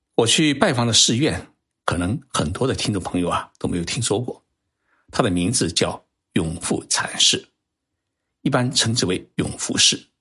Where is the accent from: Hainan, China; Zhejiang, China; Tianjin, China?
Zhejiang, China; now in Tokyo, Japan; 我是浙江人